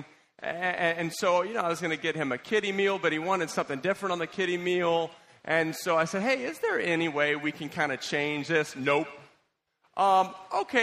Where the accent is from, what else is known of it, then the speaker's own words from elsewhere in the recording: United States; as an American